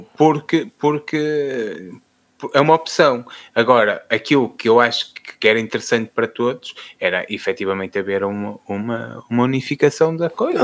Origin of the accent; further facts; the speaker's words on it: Fafe, Braga, Portugal; sou de Faf